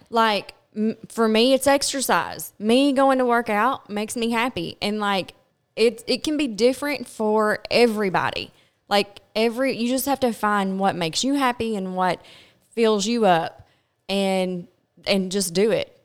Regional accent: Glasgow, Kentucky, United States; I'm from Glasgow, Kentucky

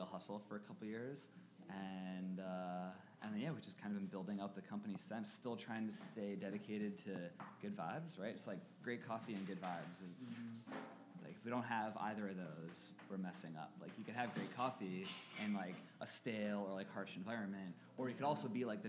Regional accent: Harrisburg, Pennsylvania, United States; this is my hometown

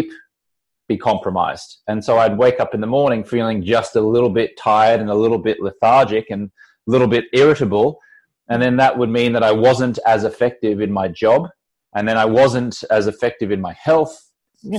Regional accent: Australia; moved away as an adult; now in Los Angeles, United States; when I lived in Australia, and then I left when I was 23 years old back in about 1999.

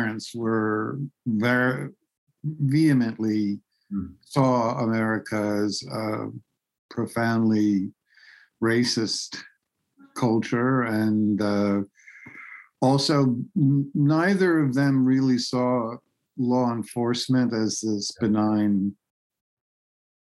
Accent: New York City, New York, United States; I grew up in Manhattan. I was born and raised on the way Upper West Side of Manhattan

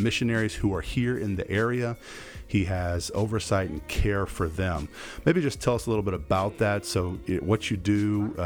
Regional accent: Goshen, Indiana, United States; now in Kandern, Germany; I could say I'm from Indiana as well. Born in the great state of Indiana in Goshen, Indiana

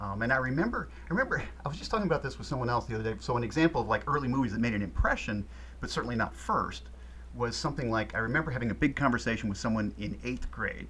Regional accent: Ann Arbor, Michigan, United States; moved away as an adult; also born or lived in Ohio / Berlin / California; I'm actually originally from Ann Arbor, Michigan

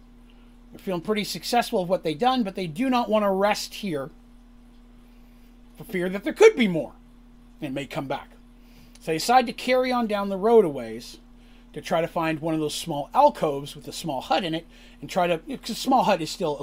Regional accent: Canada; I'll claim asylum. I'm Canadian.

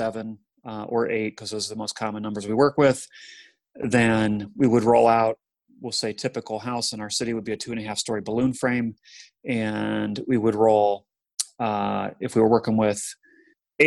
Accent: Kent, Ohio, United States; my hometown of Kent, Ohio

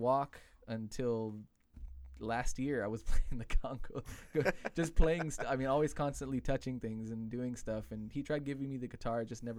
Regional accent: Los Angeles, California, United States; growing up in L.A.

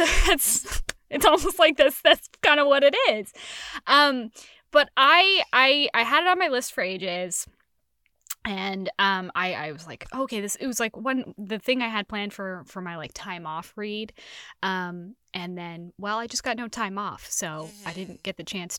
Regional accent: San Francisco, California, United States; I am from San Francisco.

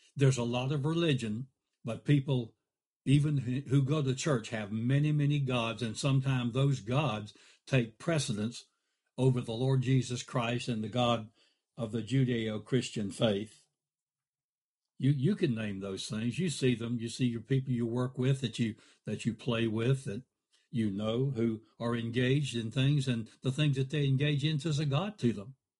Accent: United States; we've done wonderful things as a country

